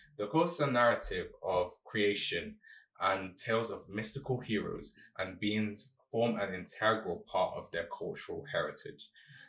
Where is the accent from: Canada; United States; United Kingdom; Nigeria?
Nigeria; Being Nigerian